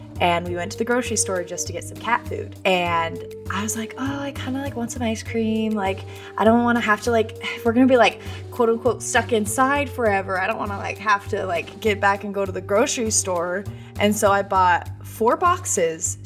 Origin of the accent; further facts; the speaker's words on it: Boise, Idaho, United States; now in Nashville, United States; I'm from Idaho originally